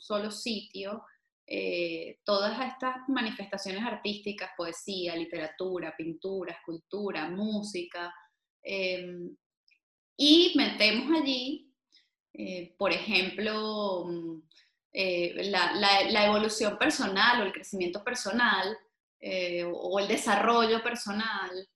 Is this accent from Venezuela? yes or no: yes; Venezuela; como venezolanos